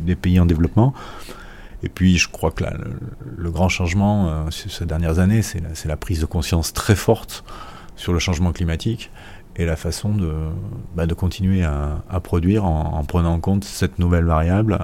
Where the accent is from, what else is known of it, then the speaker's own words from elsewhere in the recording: France; je suis français.